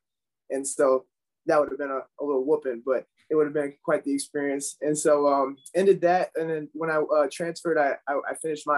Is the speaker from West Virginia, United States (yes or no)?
no; Englewood, Florida, United States; also born or lived in Sarasota, Florida; So I was actually born in Sarasota, Florida. I was raised in Englewood, Florida, though, a little more south. Been in Southwest Florida pretty much my whole life as far as just, you know, being a part of the area, growing up in it